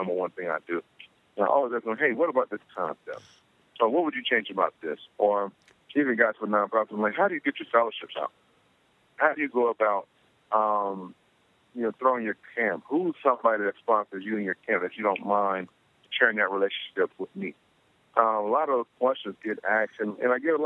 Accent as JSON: {"language": "English", "town": "Palmetto", "region": "Florida", "country": "United States", "tie": "born or raised there", "moved": "yes", "said": "my hometown of Palmetto Beach"}